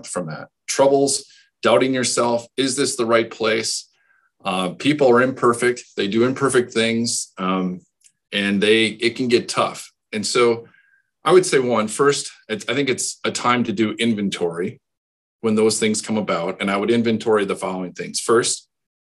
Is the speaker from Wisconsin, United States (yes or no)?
yes; Hustisford, Wisconsin, United States; I grew up in Houstonsford, a small town